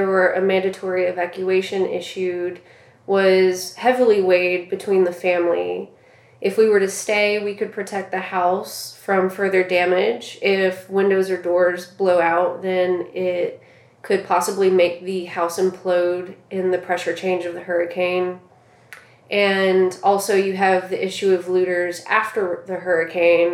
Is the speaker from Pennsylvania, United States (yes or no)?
no; Southwest Louisiana, United States; Growing up in Southwest Louisiana, just 30 minutes from the coast